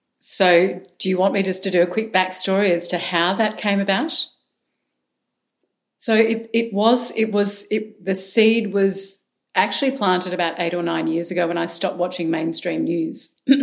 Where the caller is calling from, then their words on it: Melbourne, Victoria, Australia; From Melbourne, Australia. So I'm in your future, Mark.